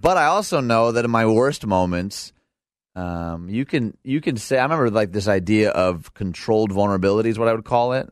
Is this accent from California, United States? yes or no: no; outside Detroit, Michigan, United States; now in Naperville, United States; I was raised outside Detroit